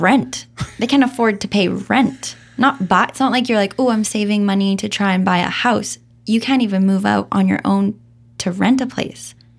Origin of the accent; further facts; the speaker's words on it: Calgary, Alberta, Canada; also born or lived in Vancouver / Nelson; now in Kelowna, Canada; born and raised in Calgary